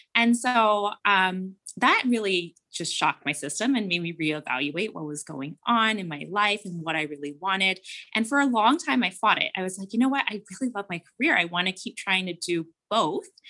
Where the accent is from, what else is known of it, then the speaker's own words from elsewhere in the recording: Cincinnati, Ohio, United States; we are from Ohio. I lived in the suburbs of Cincinnati